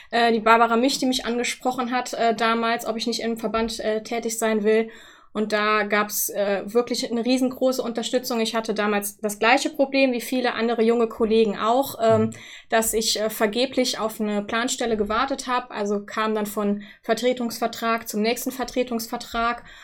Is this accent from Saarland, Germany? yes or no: no; Wittlich, Rhineland-Palatinate, Germany; bin dann jetzt vor ähm, dreieinhalb Jahren nach äh, Wittlich gewechselt, wieder zurück in meine Heimat sozusagen, wo ich auch herkomme